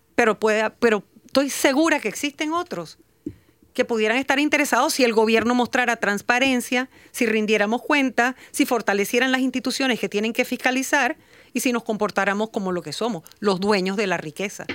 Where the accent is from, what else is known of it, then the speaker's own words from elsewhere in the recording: Panama; nosotros como Estado panameño